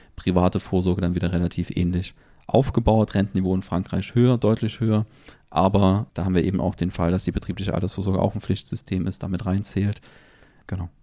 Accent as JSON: {"language": "German", "country": "Germany", "said": "bei uns in Deutschland"}